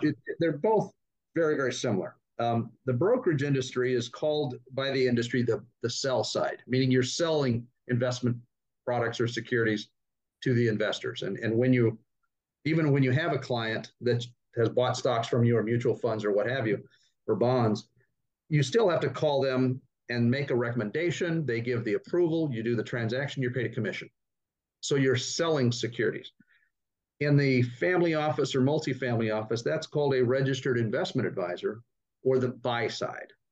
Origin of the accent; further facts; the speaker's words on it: Sacramento, California, United States; moved away as an adult; now in Austin, United States; I grew up in Northern California outside Sacramento